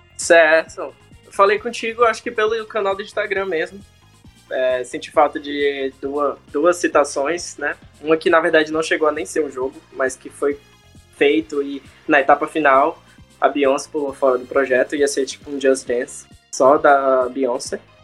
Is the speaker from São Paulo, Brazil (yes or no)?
no; Salvador, Bahia, Brazil; now in United States; sou de Salvador, atualmente moro aqui nos Estados Unidos